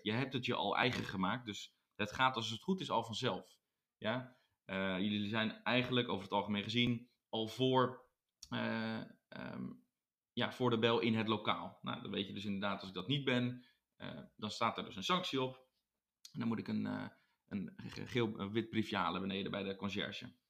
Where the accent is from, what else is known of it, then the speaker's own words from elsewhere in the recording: Netherlands; wij als Nederlanders